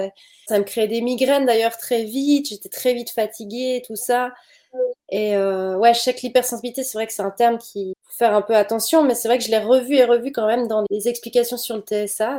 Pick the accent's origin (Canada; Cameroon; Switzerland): Switzerland; je viens de Suisse